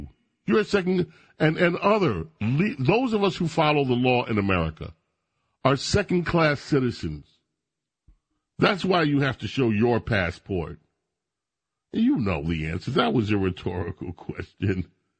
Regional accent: New York City, New York, United States; this was part of what it was like growing up in New York.

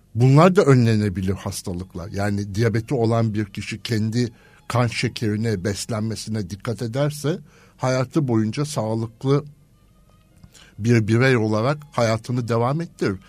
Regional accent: İzmir, Turkey; moved away as an adult; also born or lived in Istanbul; ben İzmir kökenliyim

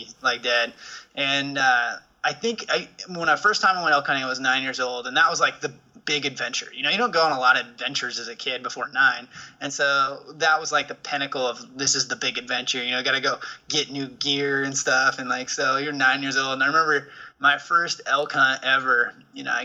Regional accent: Perrydale, Oregon, United States; in the Willamette Valley. Kind of on the west side, up against the Coast Range, little town called Perrydale

